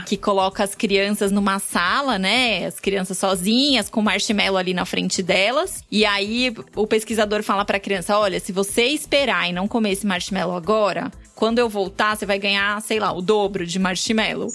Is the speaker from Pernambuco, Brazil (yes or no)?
no; São Paulo, Brazil; Sou nascida e criada na Penha.